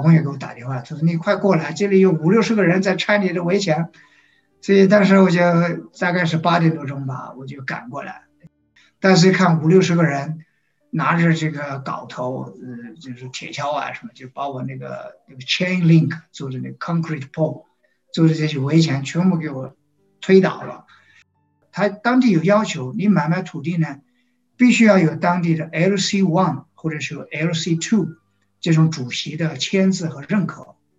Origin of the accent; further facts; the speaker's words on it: China; moved away as an adult; now in Uganda; 我作为一个中国人